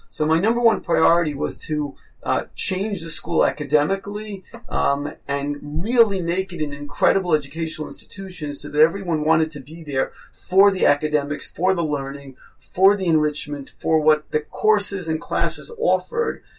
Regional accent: New York, United States; moved away as an adult; also born or lived in Israel; now in Toronto, Canada; I grew up in New York. Uh, I was a typical New Yorker in many ways

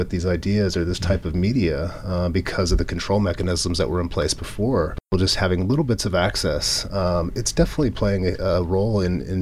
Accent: United States; being an American

